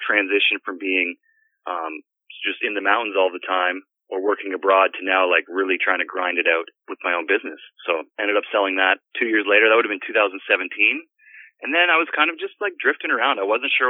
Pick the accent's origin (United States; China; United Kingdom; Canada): Canada; Penetanguishene, Ontario; moved away as an adult; also born or lived in Port Elgin; that's where I am right now, is in Penetang Machine on Georgian Bay